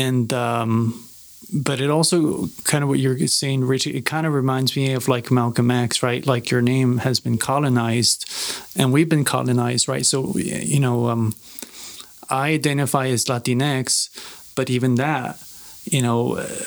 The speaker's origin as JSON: {"language": "English", "town": "Ciudad Juárez", "region": "Chihuahua", "country": "Mexico", "tie": "born or raised there", "said": "it's my Spanish, you know, because I grew up in Juarez"}